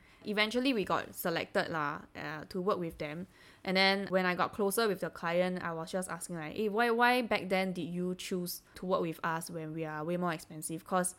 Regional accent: Singapore; as Singaporeans, we take things a bit personally

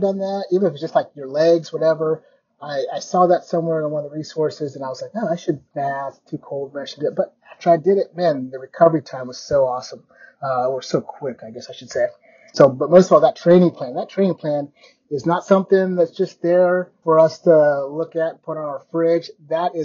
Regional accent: Kenya; I was born in Kenya

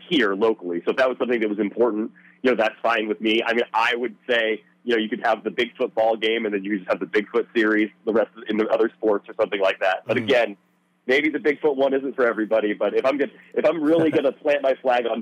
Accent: South Tillamook County, Oregon, United States; moved away as an adult; I grew up in South Tillamook County.

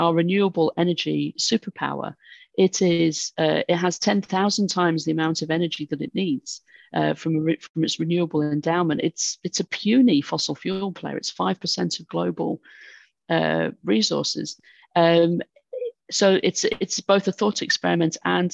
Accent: United Kingdom; I'm British

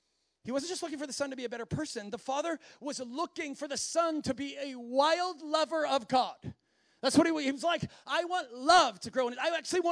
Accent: Minnesota, United States; I know he's from Wisconsin and I'm from Minnesota, and it's like, yeah, we could have some things in common

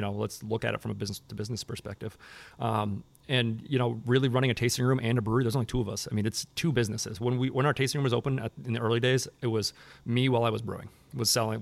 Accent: Portland, Maine, United States; I grew up in Southern Maine

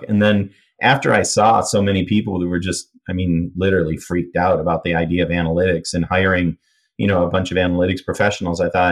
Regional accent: Michigan, United States; I grew up in Michigan near Canada

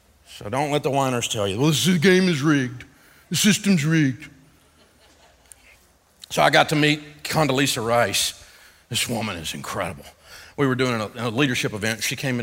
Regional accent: Antioch, Tennessee, United States; I'm from Antioch, Tennessee

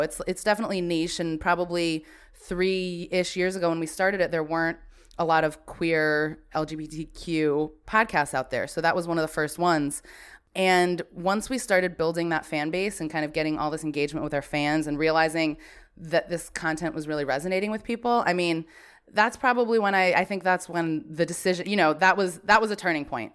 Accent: Branford, Connecticut, United States; I was born and raised in Brantford, Connecticut

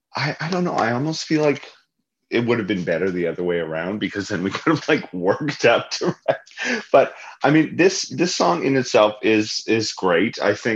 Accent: Canada; accent: Canadian; It's my Canadian accent, gosh.

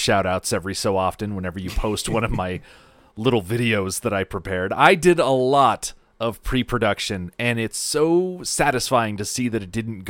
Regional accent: United States; I lack the signature accent of someone from Australia, and I am admittedly very American

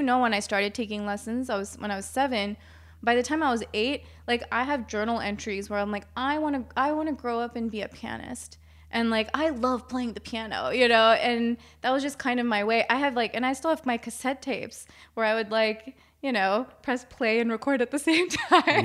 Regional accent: Maryland, United States; I'm from Maryland

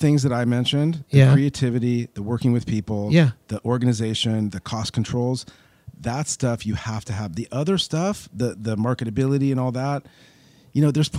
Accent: Beverly Hills, California, United States; Yeah, I grew up here starting when I was about 5 years old.

